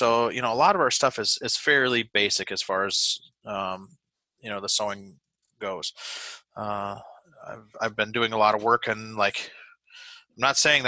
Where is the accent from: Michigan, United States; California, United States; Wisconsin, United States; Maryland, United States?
Wisconsin, United States; moved away as an adult; now in New Hampshire, United States; growing up in Wisconsin